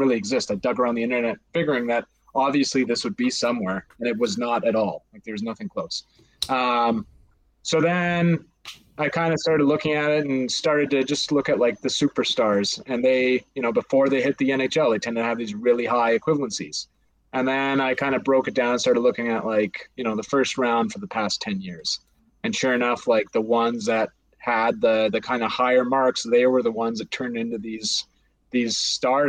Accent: Calgary, Alberta, Canada; I'm from Calgary, so kind of grown up a Flames fan.

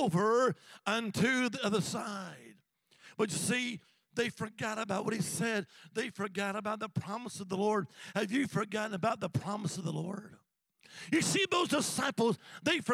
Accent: Alabama, United States; now in Virginia, United States; Now, I live in Virginia, but originally I'm from the Holy Land, Alabama

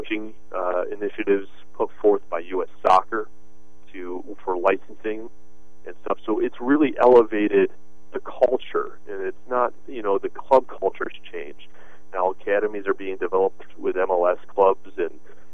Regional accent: United States; I'm an American

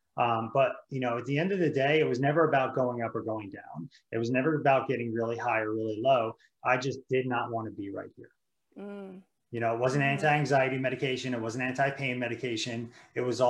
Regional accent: New Jersey, United States; moved away as an adult; now in Virginia, United States; I grew up in New Jersey

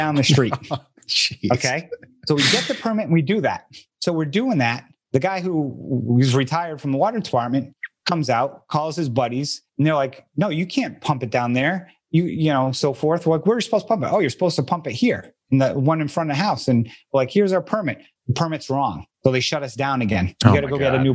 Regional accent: Boston, Massachusetts, United States; I'm from the Boston area

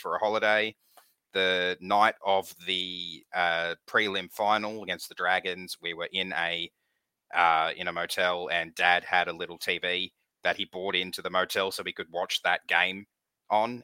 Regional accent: Campbelltown, New South Wales, Australia; I was born in Campbelltown, so Magpies territory

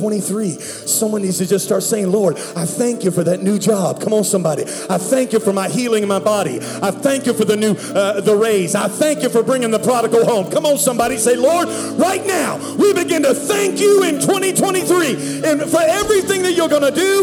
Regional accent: Pittsburgh, Pennsylvania, United States; now in Dallas, United States; I'm from Pittsburgh, Pennsylvania. Now, I live in Dallas.

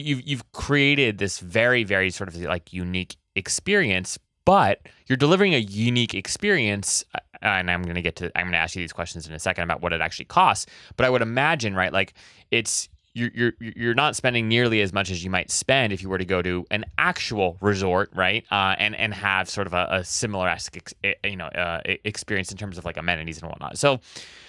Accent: Hawaii, United States; I grew up in Hawaii

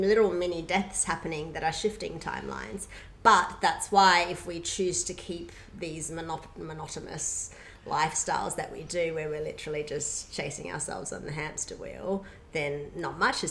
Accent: Perth, Western Australia, Australia; also born or lived in Myanmar; I grew up in Perth

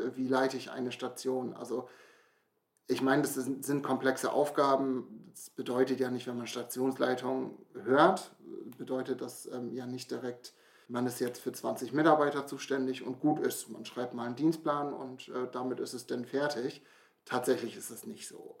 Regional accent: near Brake, Lower Saxony, Germany; Komme hier aus der Nähe von Brake, bin auch hier aufgewachsen

